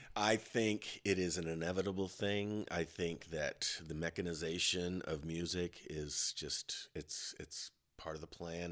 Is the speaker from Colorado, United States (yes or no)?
yes; Colorado, United States; I grew up in Colorado